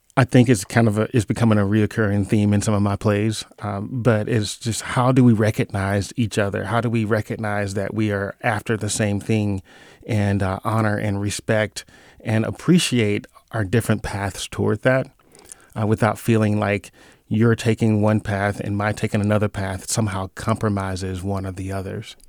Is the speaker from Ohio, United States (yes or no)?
no; Mississippi, United States; moved away as an adult; now in California, United States; I'm from Mississippi, grew up in a small town